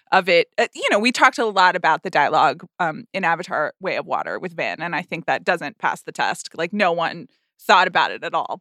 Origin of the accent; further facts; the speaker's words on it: United States; as an American